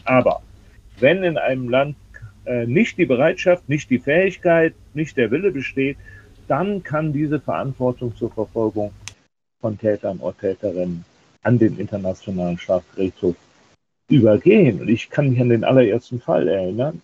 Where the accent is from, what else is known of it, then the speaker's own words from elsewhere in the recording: Germany; auch bei uns in Deutschland